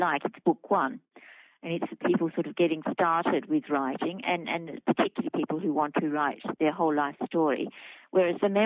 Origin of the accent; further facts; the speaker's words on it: Wiradjuri country, New South Wales, Australia; moved away; it happened in my hometown